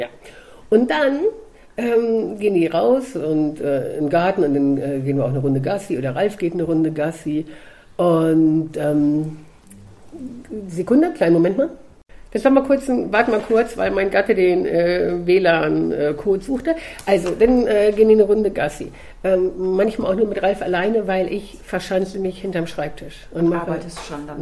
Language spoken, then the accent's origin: German; Hildesheim, Lower Saxony, Germany; also born or lived in Kassel area; ins Tierheim in Hildesheim, wo ich herkomme